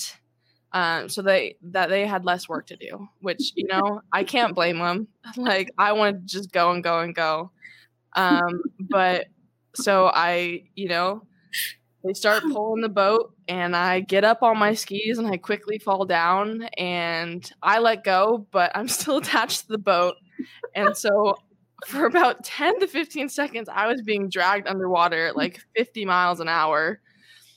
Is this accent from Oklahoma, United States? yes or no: no; Mission Viejo, California, United States; also born or lived in Irvine; Orange County, which is where I was born and where I was raised. I was born in Irvine. And raised in like the Lake Forest, Mission Viejo area